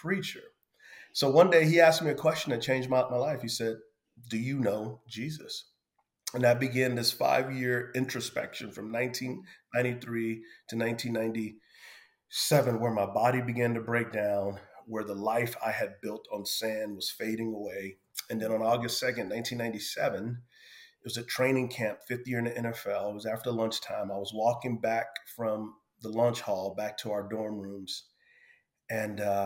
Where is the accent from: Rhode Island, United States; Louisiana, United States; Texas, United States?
Texas, United States; San Antonio; I grew up in San Antonio, Texas, on an area of the city called the West Side.